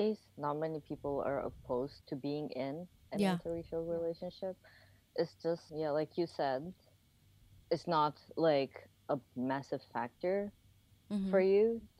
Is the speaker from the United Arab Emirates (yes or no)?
yes; Dubai, United Arab Emirates; also born or lived in Japan; we grew up in Dubai. Before that, we used to live in Japan